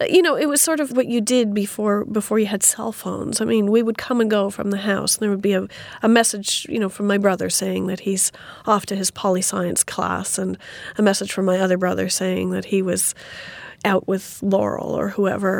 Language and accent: English; Saskatoon, Saskatchewan, Canada; my hometown of Saskatoon.